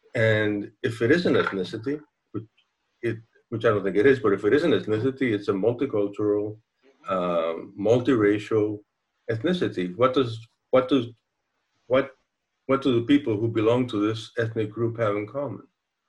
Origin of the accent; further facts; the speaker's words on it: Cuba; first language Spanish; English is a second language; now in United States; even though I call myself Cuban American, I'm not really Cuban American. I'm Cuban in America.